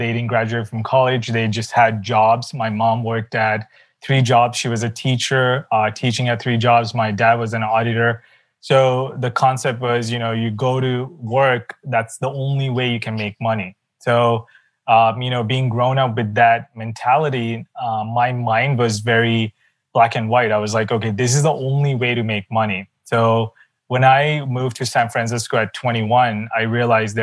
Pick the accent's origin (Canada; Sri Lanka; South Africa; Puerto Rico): Sri Lanka; my background is actually, I come from Sri Lanka, not a very wealthy background